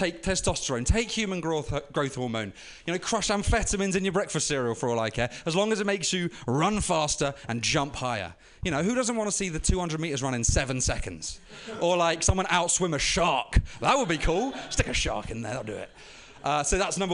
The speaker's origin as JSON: {"language": "English", "region": "London", "country": "United Kingdom", "moved": "yes", "said": "I was living in London at the time, right in East London, where the games were held"}